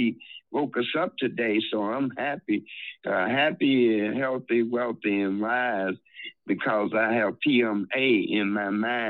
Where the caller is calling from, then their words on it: Chicago, Illinois, United States; from Chicago.